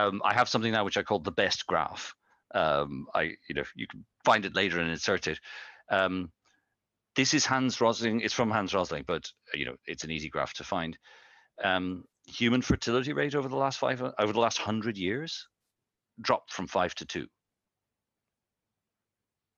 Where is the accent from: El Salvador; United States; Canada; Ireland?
Ireland; I'm from Ireland